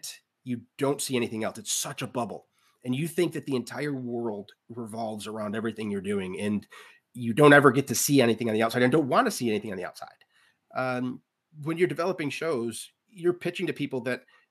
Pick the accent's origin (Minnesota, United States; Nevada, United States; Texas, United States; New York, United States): New York, United States; Central; now in Orchard Park, United States; I'm from Central New York, which isn't Western New York, Buffalo